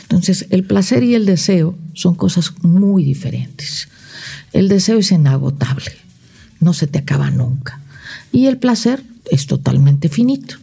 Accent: Morelos, Mexico; also born or lived in Tijuana, Baja California / China

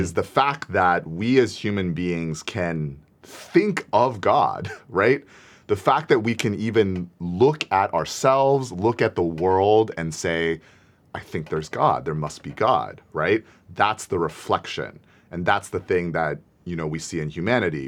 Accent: United States

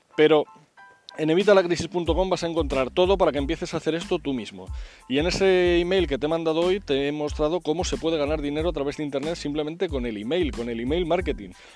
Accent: Spain; en España somos

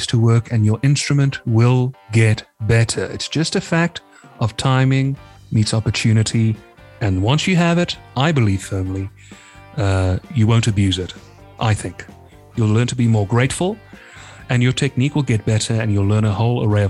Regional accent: South Africa; I'm from South Africa

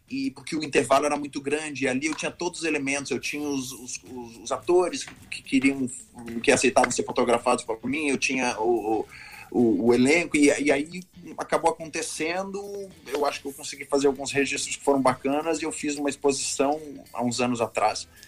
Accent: Rio Grande do Sul, Brazil; moved away; Eu fui estudar teatro, saí do Rio Grande do Sul, vim morar no Rio de Janeiro, me matriculei na Cal

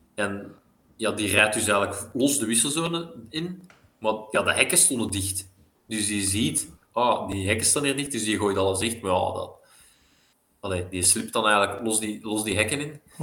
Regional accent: Belgium; als Belg

